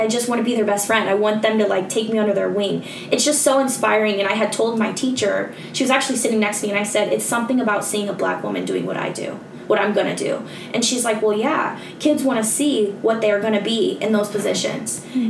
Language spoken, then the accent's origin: English; Nebraska, United States; also born or lived in California / Bellevue, Nebraska / Omaha, Nebraska; I came from Nebraska